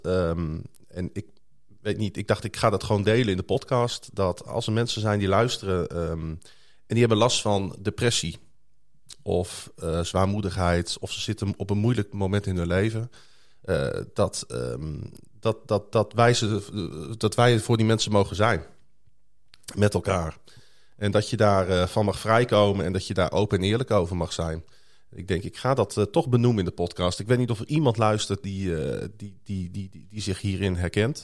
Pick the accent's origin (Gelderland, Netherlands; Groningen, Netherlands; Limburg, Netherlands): Groningen, Netherlands; kom ik uit Groningen-Zuid